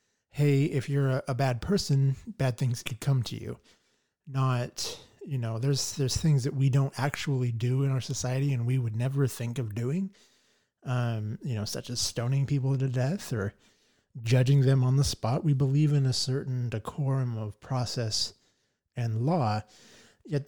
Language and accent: English; Boise, Idaho, United States; from Boise, Idaho. Born and raised in the Treasure Valley. Love it here.